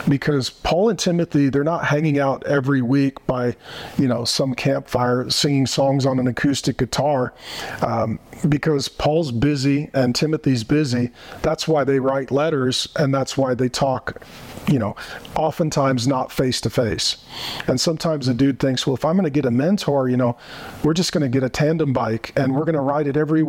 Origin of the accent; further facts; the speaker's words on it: Arizona, United States; my home state of Arizona